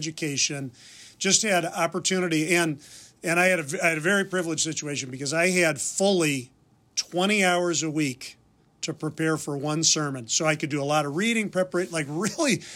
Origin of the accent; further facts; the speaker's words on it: Wheaton, Illinois, United States; moved away as an adult; also born or lived in Philadelphia; I grew up in Wheaton, Illinois